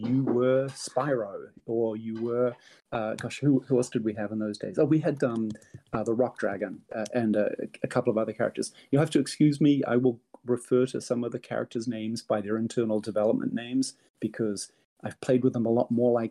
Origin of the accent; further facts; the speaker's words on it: New Zealand; moved away as an adult; now in California, United States; I grew up in New Zealand, and high tech was important there, but it wasn't nearly as big as it was in California, which is where I moved